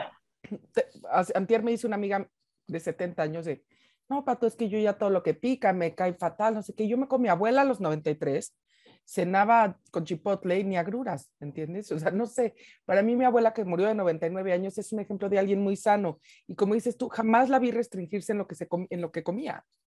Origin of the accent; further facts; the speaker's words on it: Mexico; como mexicana